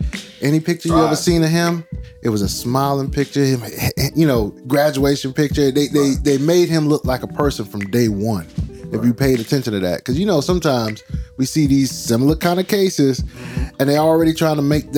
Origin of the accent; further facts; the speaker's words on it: Brunswick, Georgia, United States; that's my hometown. My hometown. That happened a mile away from my daddy's house.